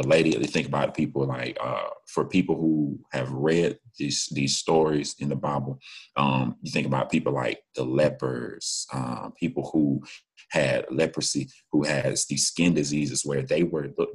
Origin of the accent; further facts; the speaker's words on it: Macon, Georgia, United States; we're both from Macon